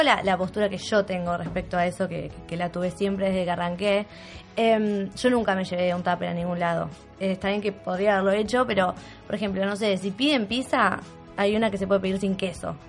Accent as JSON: {"language": "Spanish", "town": "Bariloche", "region": "Río Negro", "country": "Argentina", "moved": "as an adult", "said": "yo soy de Bariloche, yo estoy acá hace cinco años porque me vine a estudiar"}